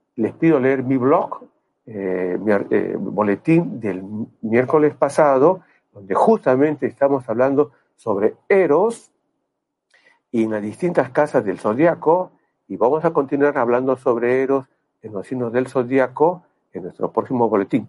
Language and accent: Spanish; Peru; moved away as an adult; En el año 92 yo me fui del Perú, tuve la oportunidad, la suerte de irme del Perú